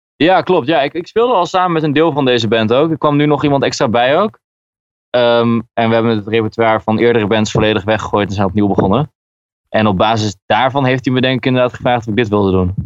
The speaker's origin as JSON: {"language": "Dutch", "region": "Groningen", "country": "Netherlands", "said": "Ik ben komen uit Groningen"}